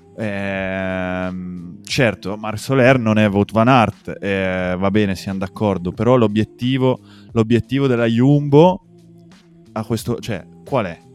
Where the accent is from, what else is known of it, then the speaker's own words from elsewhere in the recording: Asti area, Piedmont, Italy; Dalle nostre parti nell'Astigiano